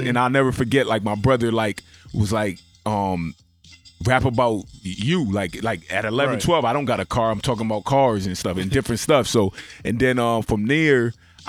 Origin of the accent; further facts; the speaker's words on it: Norwalk, Connecticut, United States; also born or lived in Bridgeport, Connecticut / Jamaica (ancestry); Originally, Norwalk, South Norwalk, Connecticut. Okay. Project by the name of Washington Village, a.k.a. D-Block.